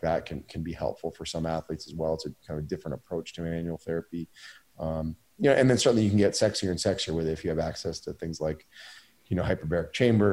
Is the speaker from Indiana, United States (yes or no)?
no; Maine, United States; my hometown in Maine